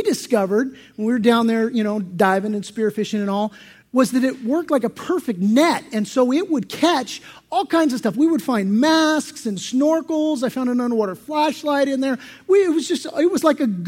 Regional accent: San Diego, California, United States; I grew up in San Diego

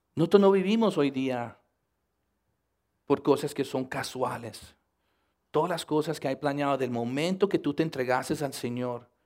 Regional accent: United States; Spanish is a second language; yo nacer aquí en los Estados Unidos, padres colombianos

